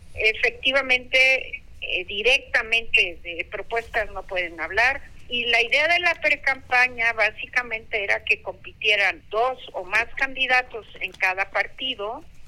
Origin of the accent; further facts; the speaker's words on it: Veracruz, Mexico; yo soy de Veracruz y soy bien mal hablada